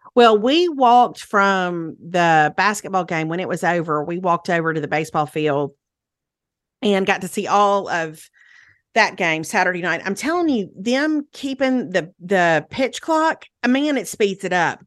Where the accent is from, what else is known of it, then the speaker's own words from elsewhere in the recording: Meridian, Mississippi, United States; went to Meridian, to my hometown